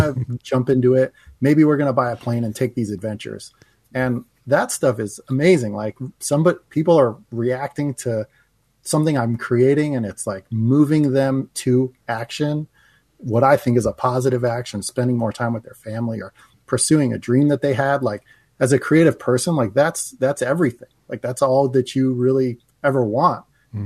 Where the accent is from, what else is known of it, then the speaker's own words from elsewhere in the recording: New Jersey, United States; moved away as an adult; now in Los Angeles, United States; when I was a teenager growing up in New Jersey